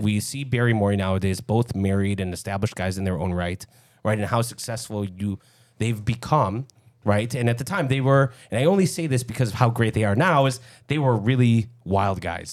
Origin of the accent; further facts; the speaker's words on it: Lincolnwood, Illinois, United States; growing up in Lincolnwood a couple blocks away